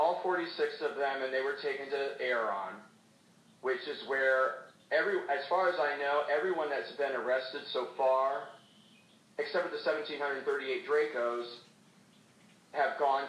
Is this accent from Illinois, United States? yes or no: no; Indiana, United States; here in Indiana, which I would like to focus on because I'm from Indiana